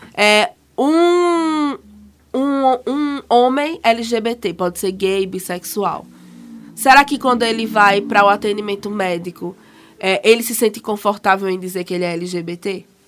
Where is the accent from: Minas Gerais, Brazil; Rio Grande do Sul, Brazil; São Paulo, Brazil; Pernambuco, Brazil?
Pernambuco, Brazil; Caruaru; sou de Caruaru